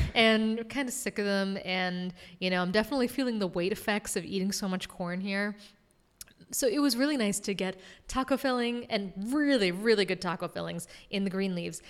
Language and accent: English; Massachusetts, United States; bang a Yui, as you know we say in Massachusetts